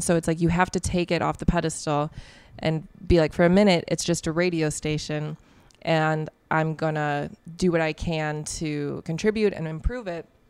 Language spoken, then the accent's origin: English; La Grange Park, Illinois, United States; I grew up in LaGrange Park